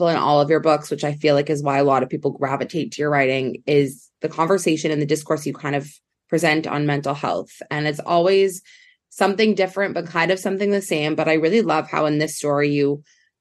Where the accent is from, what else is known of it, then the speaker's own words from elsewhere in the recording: Canada; growing up in Canada